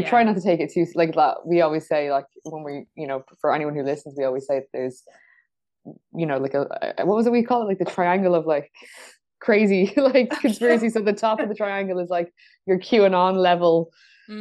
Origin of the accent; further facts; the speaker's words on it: Dublin, Leinster, Ireland; accent: Dublin; I've obviously been born and raised in Dublin, and like a suburb kind of part of North Dublin